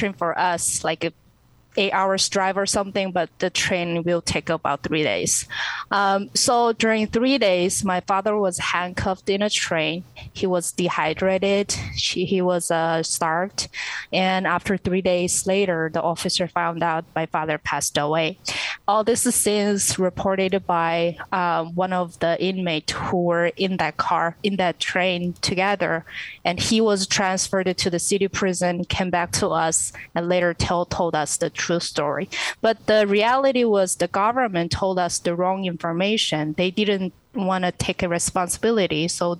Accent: North Korea; English is a second language; Sure. Well, I was born in 1991, and as world already know, North Korea suffered great famine during this time.

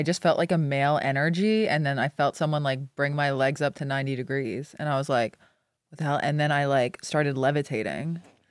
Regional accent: Boston, Massachusetts, United States; I'm from Boston.

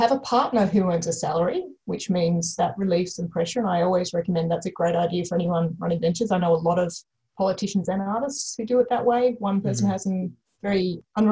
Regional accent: Canberra, Australian Capital Territory, Australia; I grew up in Canberra

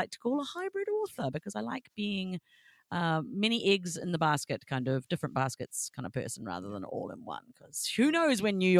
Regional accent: New Zealand; moved away as an adult; I write as … in fantasy and … in steampunk. I was born and raised in New Zealand. I've been living here for my sins for 9 years with this man.

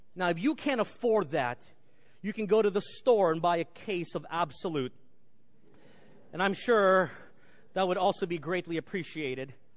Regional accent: Garland, Texas, United States; The Benham brothers grew up in the same neighborhood as I grew up in Garland, Texas

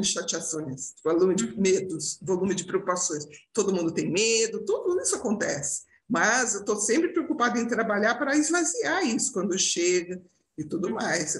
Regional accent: Brazil; moved away as an adult; now in Portugal; somos, somos brasileiros

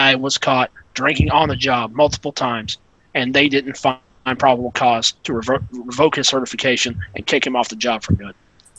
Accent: South Carolina, United States; my home state, South Carolina.

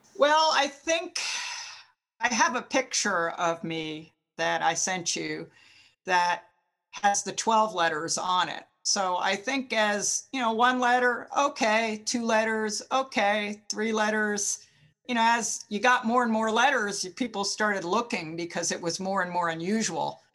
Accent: New Jersey, United States; I grew up in New Jersey and West Point was only an hour away

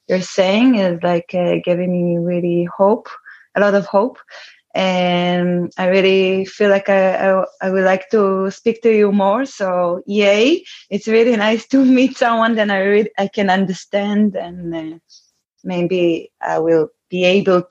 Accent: Israel; I'm from Israel

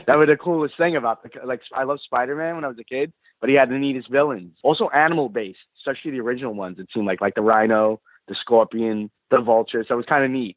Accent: New York, United States; growing up in New York

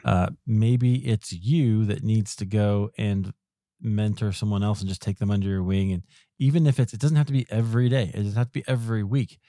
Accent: Iowa, United States; also born or lived in Chicago, United States; now in Denver, United States; I grew up in Iowa

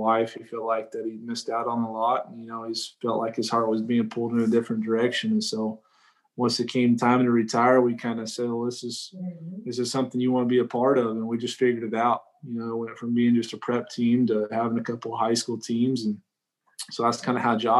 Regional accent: New Mexico, United States; I was from New Mexico

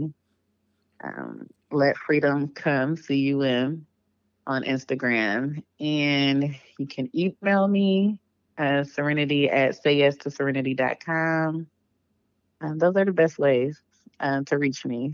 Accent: Cleveland, Ohio, United States; moved away as an adult; now in Atlanta, United States; Originally, I'm from Cleveland, Ohio

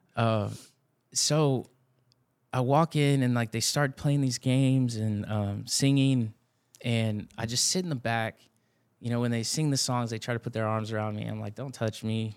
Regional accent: Blanco, Texas, United States; now in San Antonio, United States; I grew up in Blanco, Texas, north

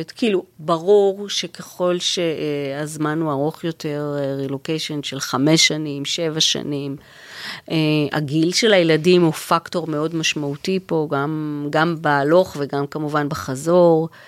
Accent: Israel; moved away; אני באה ממשפחה דתית, אה, אבא שלי חובש כיפה, ו... וכשאנחנו נסענו מישראל

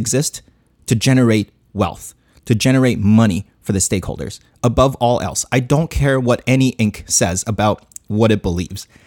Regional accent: Chongqing, China; my hometown, Chongqing, China.

